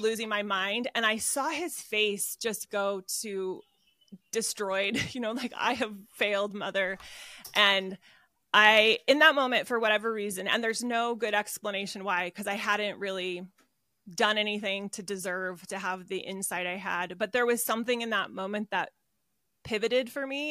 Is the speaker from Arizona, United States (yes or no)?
yes; Arizona, United States; moved away as an adult; now in Utah, United States; I was born and raised in Arizona